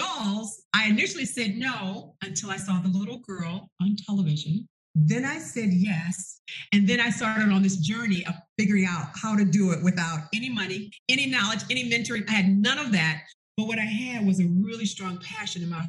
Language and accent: English; the North, United States; moved away as an adult; also born or lived in Arkansas; I'm from the North.